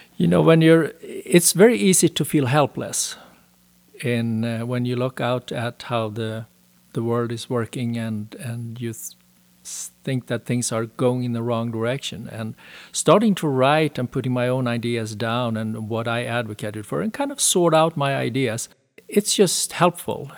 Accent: Sweden; moved away as an adult; also born or lived in Denmark / Switzerland; now in United States; I was born and raised in Sweden, spent my first thirty years there.

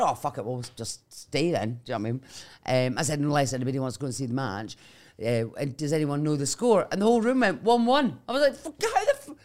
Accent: Dunkeld, Scotland, United Kingdom; moved away; also born or lived in Edinburgh; I'm originally from a place called Dunkeld in Perthshire

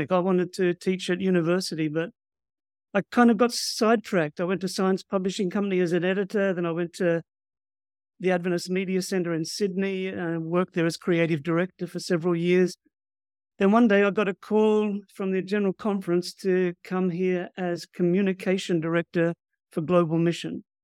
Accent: Fiji; born there; also born or lived in New Zealand / Australia; Well, my background is I was born in Fiji to missionary parents from Australia and then lived in New Zealand and in Australia.

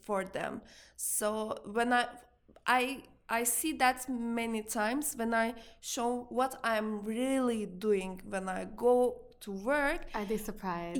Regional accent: Turkey; moved away as an adult; now in New York, United States; I came from Turkey. I studied. I was born in Turkey. I studied in Turkey. I I I worked like for five years in Turkey. Then uh, I came to New York.

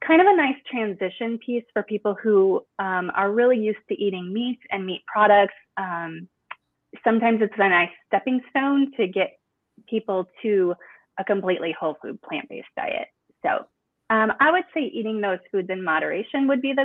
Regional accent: Midwest, United States; I grew up in the Midwest and I still am in the Midwest

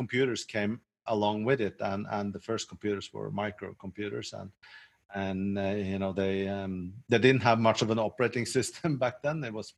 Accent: Norway; moved away as an adult; also born or lived in south of France; now in France; I'm Norwegian

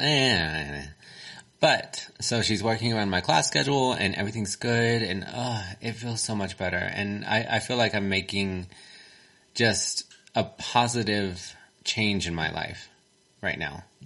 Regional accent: Texas, United States; accent: Texan; Mine is very Texan.

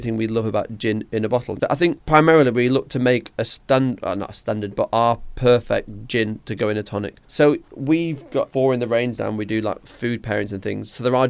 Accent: Blackpool, North West England, United Kingdom; moved away as an adult; now in Manchester, United Kingdom; I grew up in Blackpool.

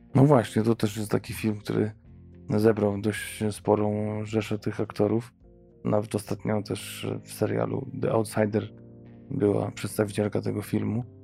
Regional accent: Poland; u nas w Polsce

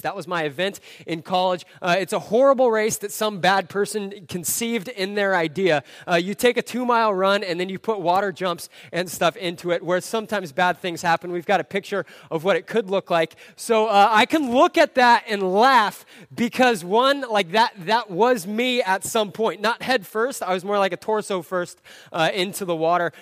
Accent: Southern California, United States; I grew up in Southern California.

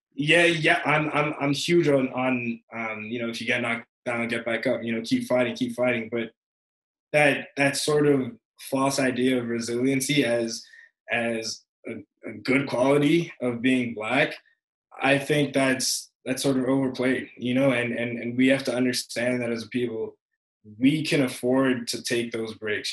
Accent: England, United Kingdom; growing up in England

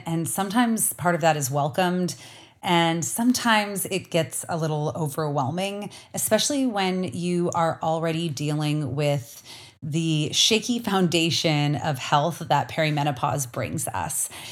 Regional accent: Canada; now in Arizona, United States; as a Canadian

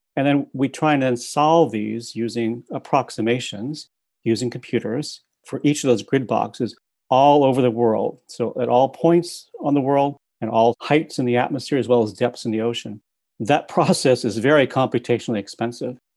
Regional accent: Midwest, United States; now in Princeton, United States; I grew up in the Midwest

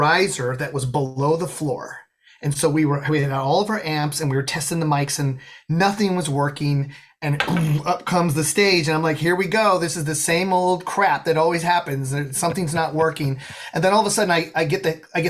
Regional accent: Colorado, United States; I grew up in Colorado.

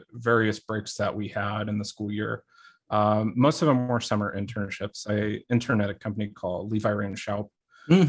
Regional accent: Springfield, Illinois, United States; moved away as an adult; now in Missouri, United States; I'm originally from Springfield, Illinois. I lived and grew up there my entire life

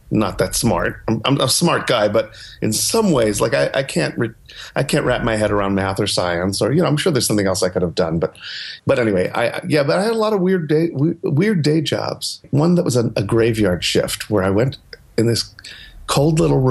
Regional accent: New York City, New York, United States; moved away as an adult; also born or lived in Los Angeles; I grew up in New York City, so it's always been home

